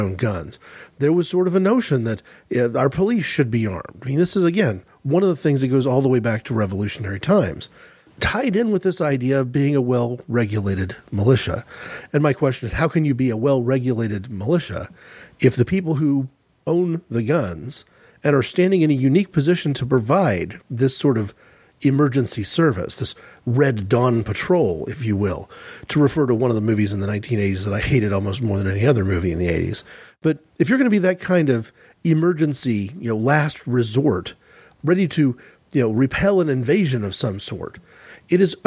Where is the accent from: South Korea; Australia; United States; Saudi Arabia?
United States; I'm an American